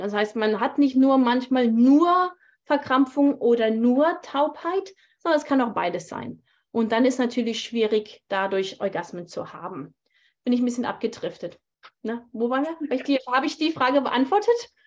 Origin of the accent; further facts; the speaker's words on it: Germany; moved away as an adult; also born or lived in Thailand; now in Canada; Ich bin ja Deutsche.